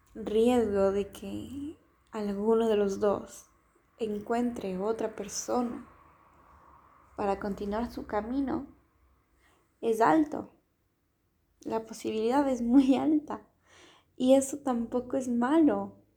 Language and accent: Spanish; Ecuador; moved away as an adult; also born or lived in Germany; now in Spain; Yo soy de Ecuador